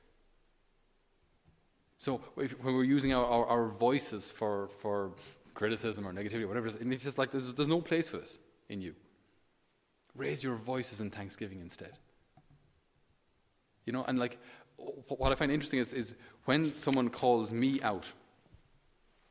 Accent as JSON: {"language": "English", "country": "Ireland", "said": "as an Irish person"}